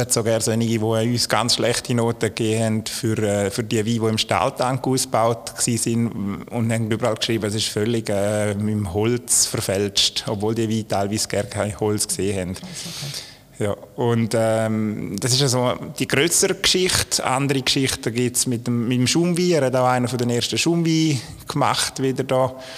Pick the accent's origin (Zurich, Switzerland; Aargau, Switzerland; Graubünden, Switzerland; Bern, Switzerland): Graubünden, Switzerland; Malans; Ich bin aufgewachsen im Weinbau. Also meine, meine Papa oder meine Eltern, die äh, das Weingut ja schon hatten